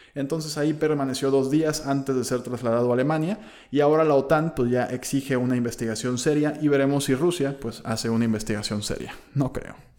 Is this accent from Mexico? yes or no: yes; Mexico; nuestra economía como mexicanos